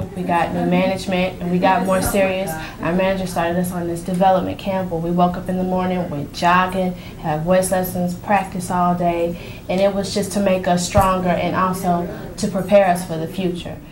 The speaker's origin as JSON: {"language": "English", "town": "New Orleans", "region": "Louisiana", "country": "United States", "said": "I'm from New Orleans."}